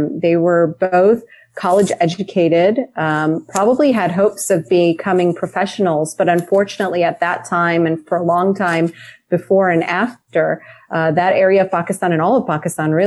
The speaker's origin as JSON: {"language": "English", "town": "Romeoville", "region": "Illinois", "country": "United States", "tie": "born or raised there", "also_born_or_lived": "Brooklyn, New York / Pittsburgh", "moved": "as an adult", "lives_now": "California, United States", "said": "I grew up in this really small town called Romeoville, Illinois"}